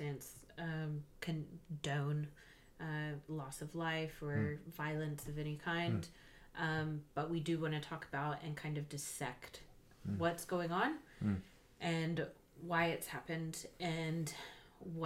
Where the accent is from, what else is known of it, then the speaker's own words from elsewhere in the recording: United States; I'm American